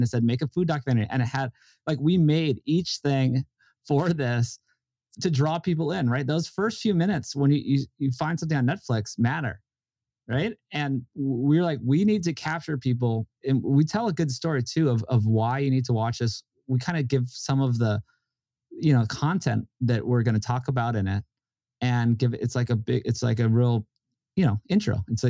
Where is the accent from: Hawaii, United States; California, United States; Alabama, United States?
Hawaii, United States; And we're just doing it with me and a guy I grew up with in Hawaii, who's an amazing director and editor.